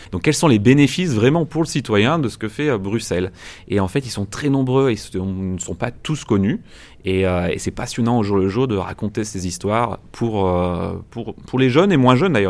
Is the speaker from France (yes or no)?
yes; France; je suis français